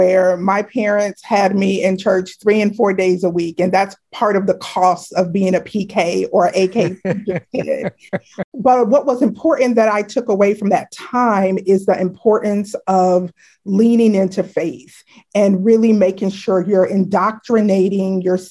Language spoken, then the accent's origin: English; Chicago, Illinois, United States; moved away as an adult; now in Washington, D.C., United States; I grew up in Chicago, Illinois, actually a little suburb outside of Chicago called South Barrington Hills.